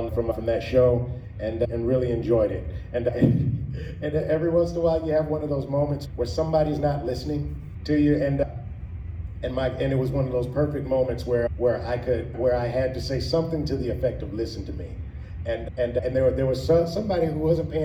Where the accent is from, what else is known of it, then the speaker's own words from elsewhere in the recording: Athens, Georgia, United States; also born or lived in Augusta, Georgia; I left when I was like 5 or 6. And I grew up in Athens